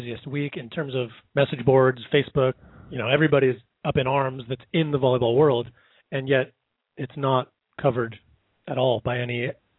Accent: South Bay, California, United States; when I grew up here in the South Bay

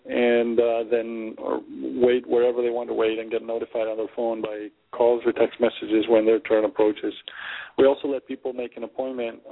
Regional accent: Argentina; moved away; also born or lived in Germany / Peru / Boston / California; I was born and raised in Argentina.

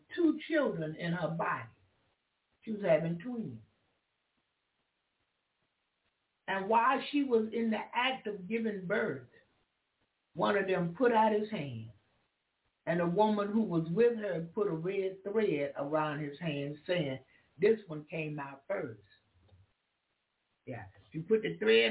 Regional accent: United States; I'm an American. I was born in America

